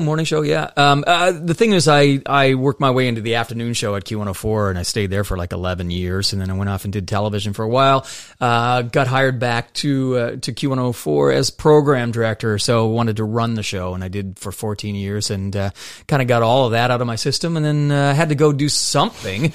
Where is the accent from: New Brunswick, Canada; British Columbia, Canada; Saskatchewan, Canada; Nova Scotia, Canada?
Nova Scotia, Canada; moved away; also born or lived in Ontario; I was from Nova Scotia. I lived in Ontario for a bit